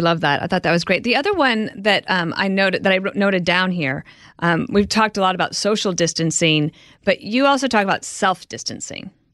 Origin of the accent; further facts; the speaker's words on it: Midwest, United States; moved away; also born or lived in New York; I'm from the Midwest, and when I came to New York at first